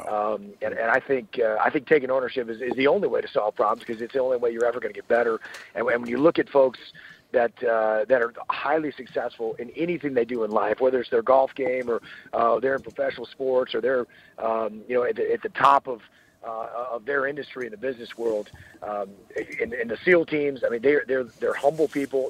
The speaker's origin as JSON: {"language": "English", "area": "Piney Woods", "region": "southeast Texas", "country": "United States", "tie": "born or raised there", "also_born_or_lived": "Annapolis, Maryland / San Diego, California", "moved": "as an adult", "said": "I am from deep southeast Texas, what we call the Piney Woods"}